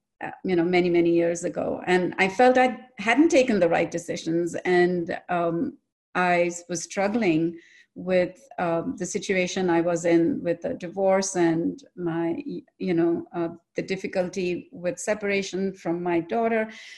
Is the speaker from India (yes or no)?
yes; India; I'm originally from India, and I like to say from neither here nor there, because my father is from the north, my mother's from the south.